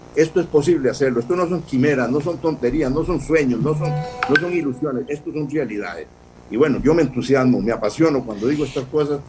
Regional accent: Costa Rica; mi país

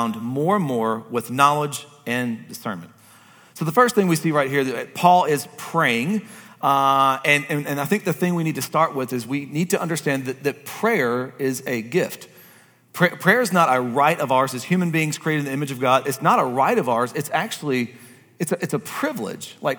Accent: Kentucky, United States; I'm from Kentucky

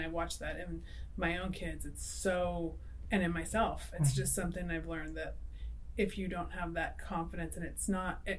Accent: Fresno, California, United States; I grew up in Fresno

